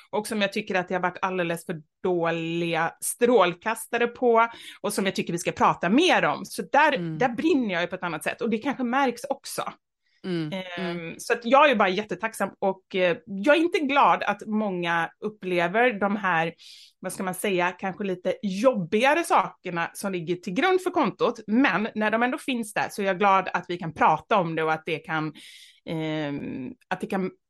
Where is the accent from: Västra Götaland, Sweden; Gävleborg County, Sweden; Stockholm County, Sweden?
Västra Götaland, Sweden; Gothenburg; moved away; jag är uppvuxen i Kortedala, en förort. Eh, jag skulle säga Göteborg. gangsterförort. Ja, Göteborg, precis.